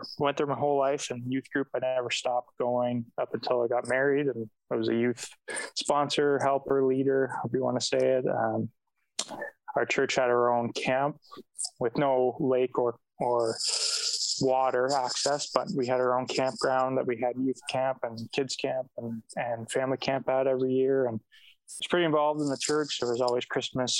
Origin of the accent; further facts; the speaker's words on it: Napanee, Ontario, Canada; I grew up in Napanee, Ontario, which is between, like, smack in the middle between Toronto and Ottawa.